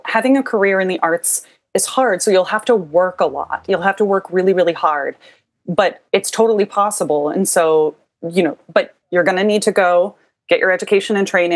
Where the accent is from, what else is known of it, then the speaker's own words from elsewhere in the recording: Iowa, United States; now in New Orleans, United States; I'm from Iowa originally, and I grew up in kind of the northwest corner, and then we moved to the center part of the state